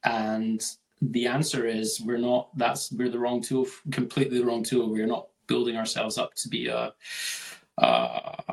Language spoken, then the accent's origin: English; Scotland, United Kingdom; from Scotland